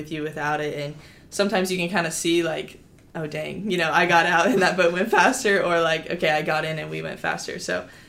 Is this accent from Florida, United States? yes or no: yes; Florida, United States; moved away; I'm from Florida